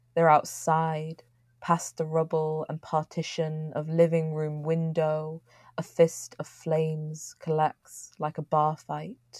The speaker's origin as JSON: {"language": "English", "town": "Manchester", "region": "North West England", "country": "United Kingdom", "tie": "born or raised there"}